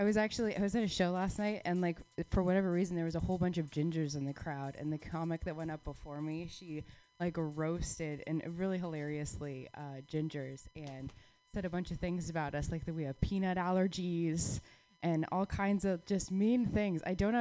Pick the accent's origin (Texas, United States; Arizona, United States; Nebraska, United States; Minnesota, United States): Arizona, United States; Phoenix; I grew up in Phoenix, Arizona, which a lot of you guys know.